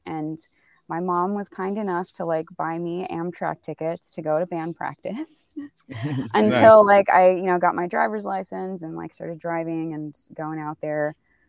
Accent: Sacramento, California, United States; born or raised there; also born or lived in New York; now in Los Angeles, United States

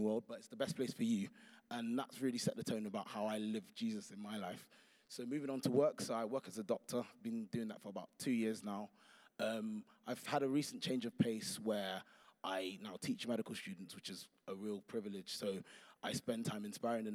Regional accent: London, United Kingdom; moved away as an adult; now in Birmingham, United Kingdom; I'm a Londoner.

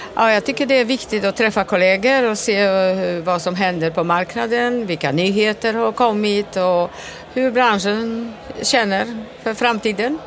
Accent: Gothenburg, Västra Götaland, Sweden; jag kommer från Göteborg

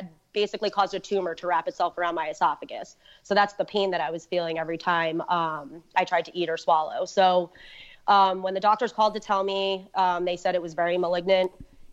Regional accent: New Jersey, United States; be back in New Jersey and start to sort of get back to, you know, somewhat of a life again, you know, in my hometown

